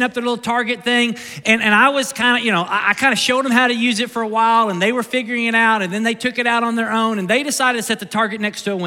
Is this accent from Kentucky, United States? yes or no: yes; Kentucky, United States; I'm from Kentucky